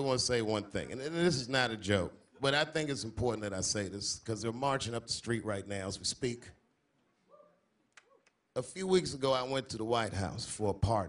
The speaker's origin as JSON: {"language": "English", "town": "Washington", "region": "District of Columbia", "country": "United States", "tie": "born or raised there", "said": "I'm from Washington, so I saw the bus stop, well, the corner where the bus stop used to be, where I used to catch the bus to school"}